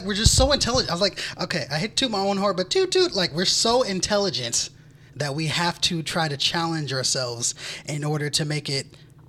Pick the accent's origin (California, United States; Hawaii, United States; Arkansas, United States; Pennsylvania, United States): California, United States; I'm from California.